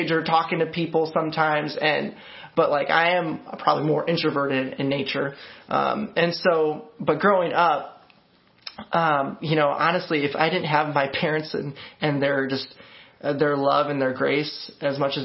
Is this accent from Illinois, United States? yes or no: yes; Montgomery, Illinois, United States; now in Peoria, United States; I grew up in a small town to me, town of Montgomery. And so it's about like 19,000 people